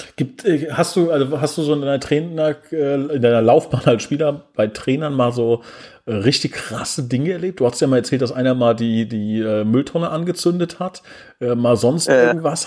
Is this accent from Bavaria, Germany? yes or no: no; Oberbrechen, Hesse, Germany; in Oberbrechen, da wo ich herkomme